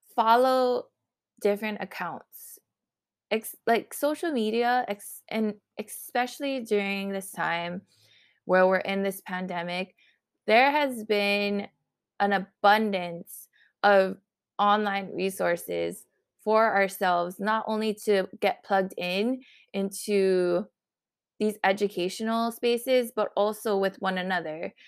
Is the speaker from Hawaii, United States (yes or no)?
yes; Honolulu, Hawaii, United States; I am from Honolulu